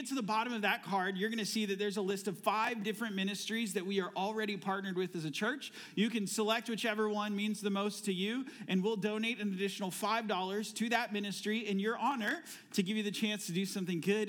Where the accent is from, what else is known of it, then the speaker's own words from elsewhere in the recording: Florida, United States; also born or lived in Phoenix, Arizona; now in Ohio, United States; I am also originally from Florida. Before I moved to Arizona, where we lived in Phoenix for 18 years. And then 2.5 years ago, we moved here to Ohio